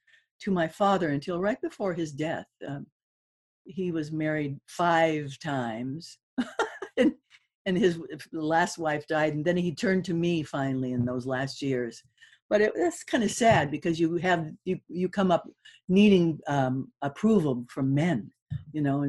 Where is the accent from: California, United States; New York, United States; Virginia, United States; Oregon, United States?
California, United States; Malibu; also born or lived in Hollywood, California; I was born in Hollywood, for goodness sakes. Mm. And then I grew up in Malibu.